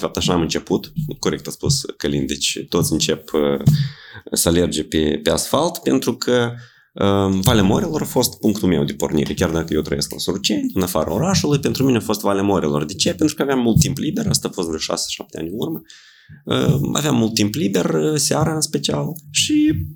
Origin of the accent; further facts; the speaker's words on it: Suruceni, Ialoveni District, Moldova; în satul meu, în Soruceni